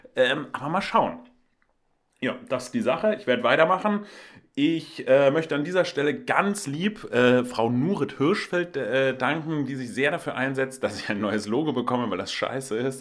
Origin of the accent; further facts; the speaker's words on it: Hamburg, Germany; Ich komme ja auch aus Hamburg, bin äh, Lokalpatriot